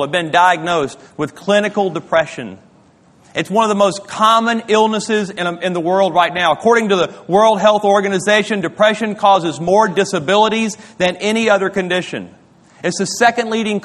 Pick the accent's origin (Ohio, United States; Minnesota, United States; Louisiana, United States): Louisiana, United States; moved away; My wife and I, we grew up in Louisiana